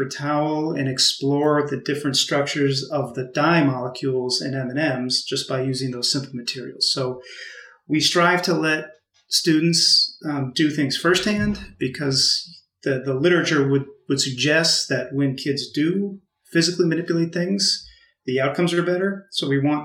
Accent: Massachusetts, United States; moved away as an adult; also born or lived in Illinois; I grew up on the East Coast in Massachusetts

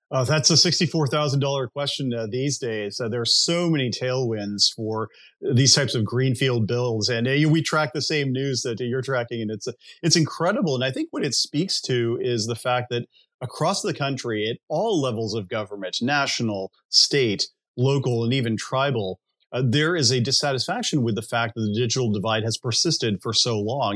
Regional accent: United States; as an American citizen, I who grew up in a rural area

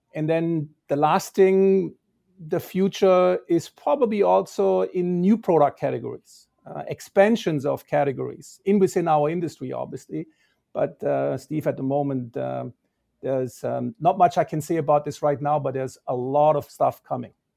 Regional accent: Balingen, Baden-Württemberg, Germany; moved away as an adult; also born or lived in Toronto, Canada; now in United States; the town where the company was founded, which is Balingen. And that's actually my hometown.

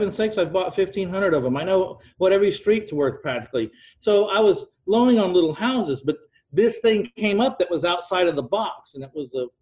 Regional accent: San Antonio, Texas, United States; my hometown of San Antonio, Texas

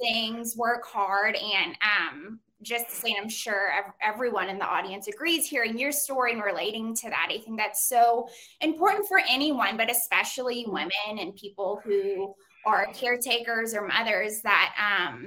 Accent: the South, United States; I grew up in the South

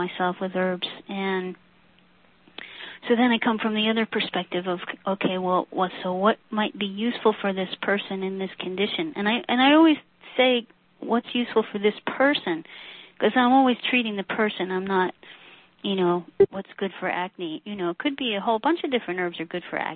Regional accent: New Jersey, United States; we grew up in New Jersey

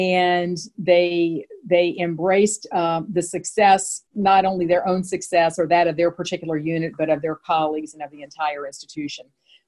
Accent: Midwest, United States; First of all, I'm from the Midwest. So we Midwesterners tend to be a little bit more straightforward.

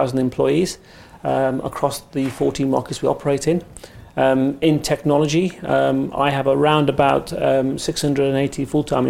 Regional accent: United Kingdom; accent: English; I was born in the UK and raised in the UK

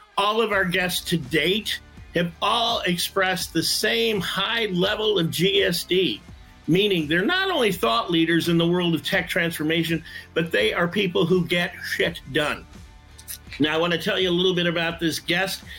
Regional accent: Detroit, Michigan, United States; I'm from Detroit

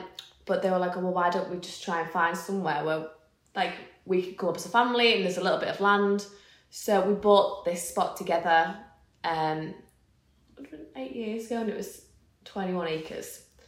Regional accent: the Wirral, North West England, United Kingdom; moved away as an adult; also born or lived in Liverpool; now in Cumbria, United Kingdom; I was born and raised on the Wirral, as just very much like a towny upbringing

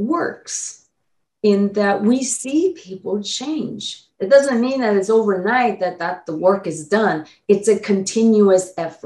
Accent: Taiwan; now in United States; I was born in Taiwan as a Chinese

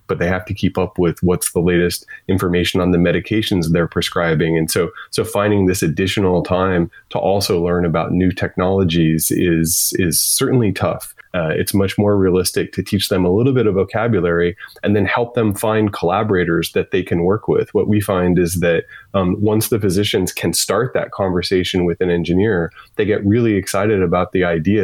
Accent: Midwest, United States; moved away; I grew up in the Midwest

